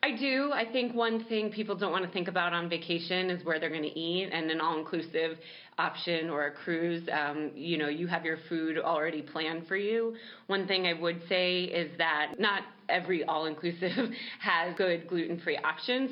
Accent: New York City, New York, United States; I'm a New Yorker and I just love New York City.

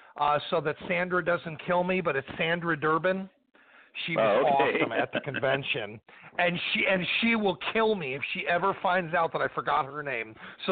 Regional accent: Los Angeles, California, United States; moved away as an adult; also born or lived in Chicago; now in Tennessee, United States; I was in Los Angeles. It's where I grew up.

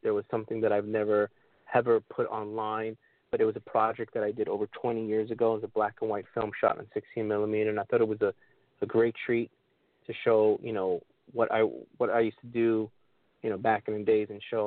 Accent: New York City, New York, United States; me being born and raised in New York City

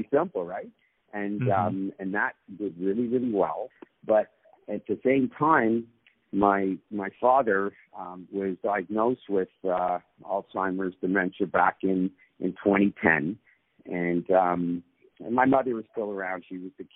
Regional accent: Toronto, Ontario, Canada; I was born and raised in Toronto.

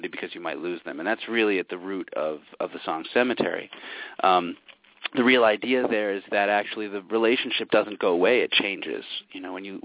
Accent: New York City, New York, United States; moved away; I was born in New York City, and now I'm up in the sticks

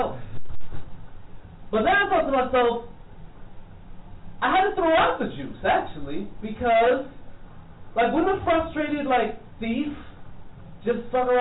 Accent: New York City, New York, United States; Flatbush, Brooklyn

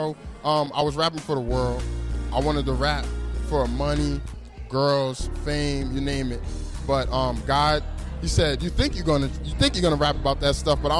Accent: Edison, New Jersey, United States; I'm from Edison, New Jersey

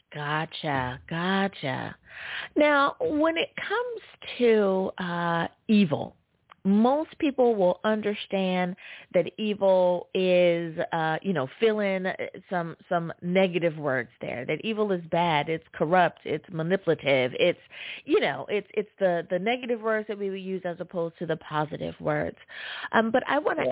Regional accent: United States; my home country, US of A.

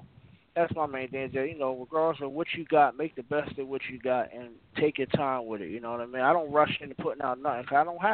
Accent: New Jersey, United States; I'm from Jersey

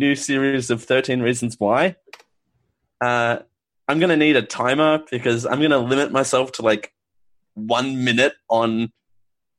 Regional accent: Australia; I'm Australian

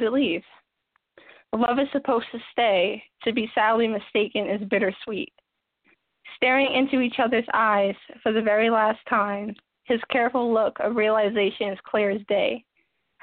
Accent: New Jersey, United States; I'm from Jersey, Raleigh, New Jersey

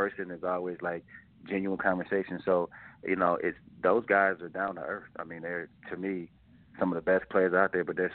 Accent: Detroit, Michigan, United States; also born or lived in Arkansas; now in Phoenix, United States; born and raised in Detroit, lived in Arkansas for like 10 years.

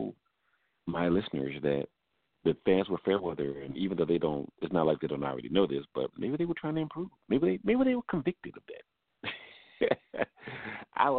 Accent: Atlanta, Georgia, United States; I'm a native. It's my hometown.

